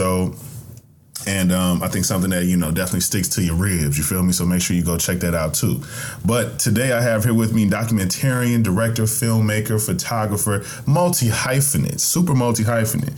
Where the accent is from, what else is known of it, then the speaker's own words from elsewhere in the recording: near the Delta, the South, United States; growing up in the South and not too far away from the Delta